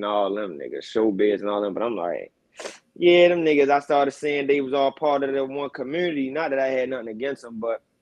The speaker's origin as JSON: {"language": "English", "town": "Baltimore", "region": "Maryland", "country": "United States", "said": "I'm from Baltimore."}